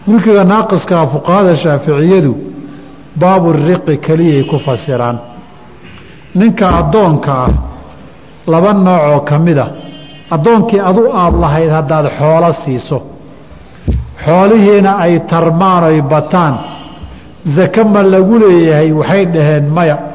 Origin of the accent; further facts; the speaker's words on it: Somalia; soomaali haddaan nahayo